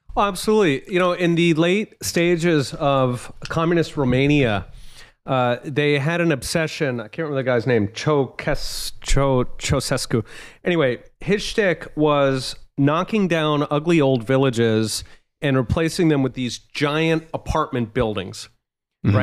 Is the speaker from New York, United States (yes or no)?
no; Philadelphia, Pennsylvania, United States; I'm actually from Philly